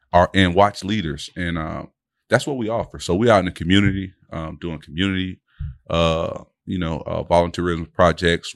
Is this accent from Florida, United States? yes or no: yes; Delray Beach, Florida, United States; born and raised in Delray. You know, we both went off to go to school and came back home.